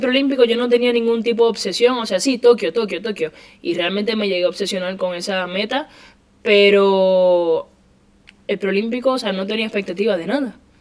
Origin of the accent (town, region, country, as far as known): Puerto Rico; moved away as an adult; now in Spain